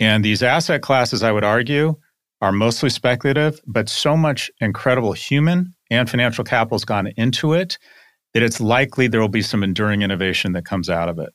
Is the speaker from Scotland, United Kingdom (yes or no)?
yes; Scotland, United Kingdom; now in United States; I am Scottish